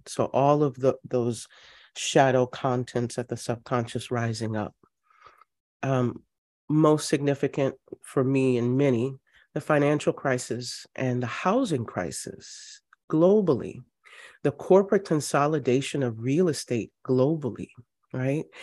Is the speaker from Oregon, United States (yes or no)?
no; Louisiana, United States; I'm from Louisiana, family goes back, um, well into the early seventeen hundreds